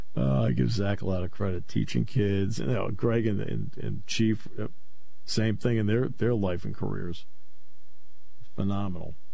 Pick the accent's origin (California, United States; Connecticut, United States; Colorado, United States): Connecticut, United States; moved away; I grew up in Connecticut